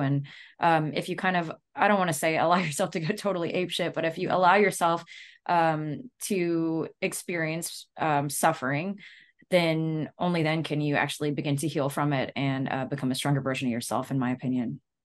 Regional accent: Louisiana, United States; we're from Louisiana

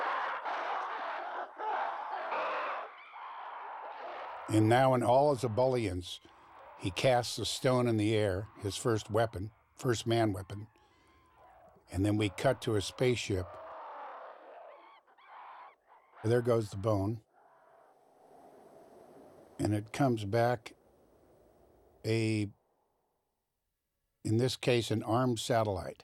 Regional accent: Van Nuys, California, United States; I'm from the left coast. I was born in Van Nuys, California

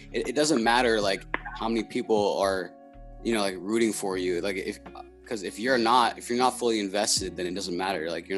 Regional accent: Boston, Massachusetts, United States; being from New England and Boston

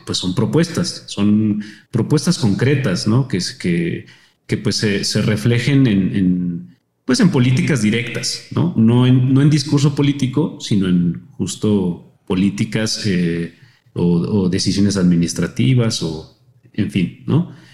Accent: Mexico; respecto al nuestro como mexicanos

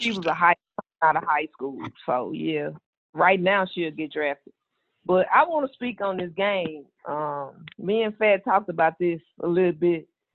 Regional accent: Greenville, Mississippi, United States; I'm from Mississippi. I was born and raised

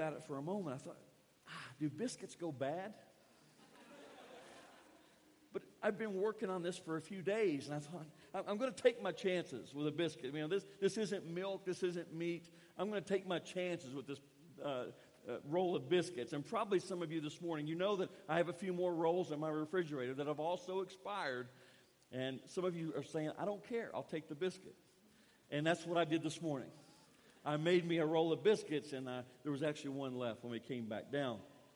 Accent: Kentucky, United States; moved away as an adult; now in Guatemala; I grew up in Kentucky, and a big thing that I enjoyed in Kentucky, because I got it on a daily basis, was biscuits

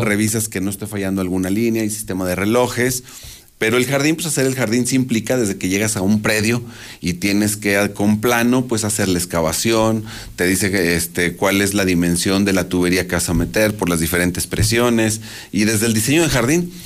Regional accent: Aguascalientes, Mexico; Nací en Aguascalientes, crecí en Aguascalientes, me he desarrollado en Aguascalientes

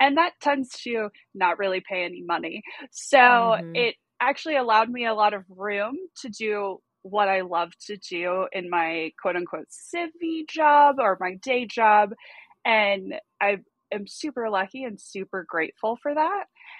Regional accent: Southeast, United States; accent: Southern US; in the military, we moved around like military kids, so I really have no particular home base. But my accent, I guess, clearly puts me from somewhere in the southeast.

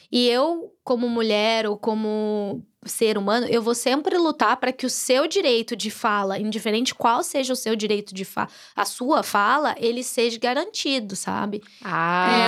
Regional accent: Brazil; moved away; eu sou brasileira

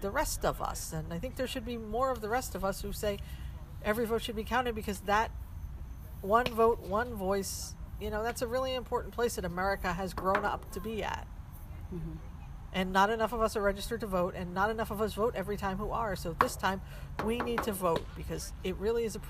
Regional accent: United States; as an American

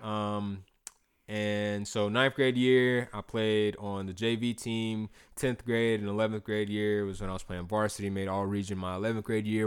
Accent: North Augusta, South Carolina, United States; also born or lived in Clemson, South Carolina; I grew up in North Augusta, South Carolina.

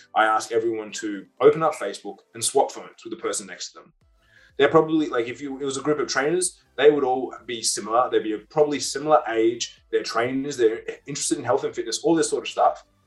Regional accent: Perth, Western Australia, Australia; I was from Perth

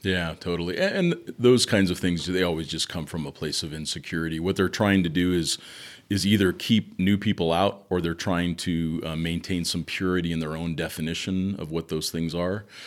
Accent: Southern California, United States; I grew up in Southern California

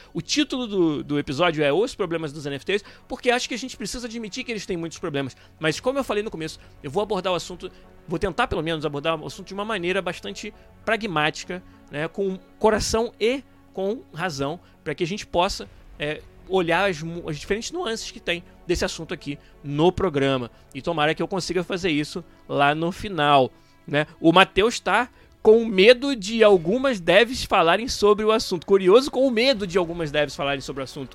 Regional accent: Rio de Janeiro, Brazil; Eu sou do estado do Rio

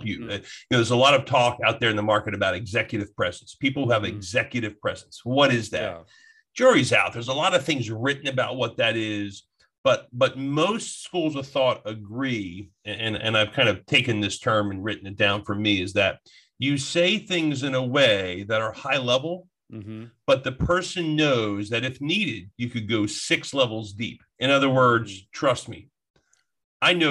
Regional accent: New Jersey, United States; I'm from Jersey

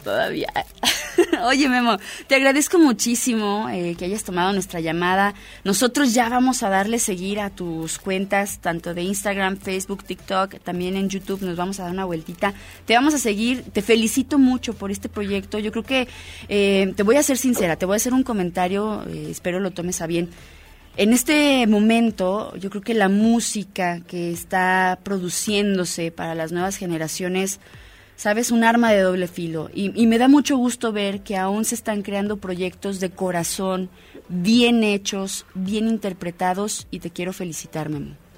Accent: Mexico

